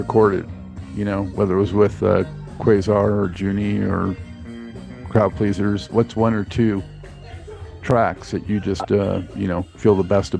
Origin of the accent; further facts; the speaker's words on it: Los Angeles, California, United States; growing up in Los Angeles like I did